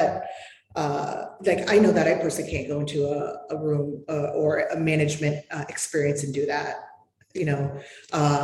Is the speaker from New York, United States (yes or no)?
yes; New York, United States; I'm from New York.